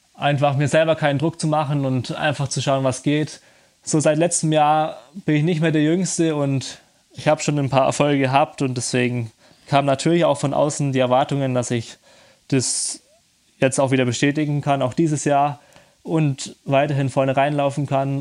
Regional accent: Germany; bei uns in Deutschland

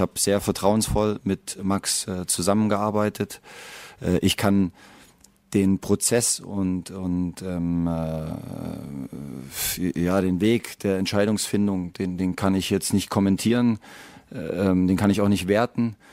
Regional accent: Leipzig, Saxony, Germany; also born or lived in Dortmund; also ich bin hier geboren, ich kenne Leipzig, ich bin Leipziger.

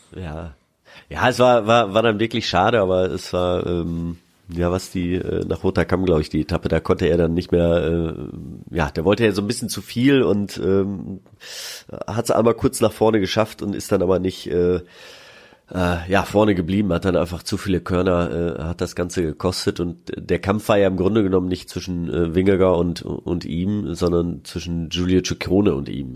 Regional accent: Freiburg, Baden-Württemberg, Germany; moved away; in Freiburg, in meiner alten Heimatstadt

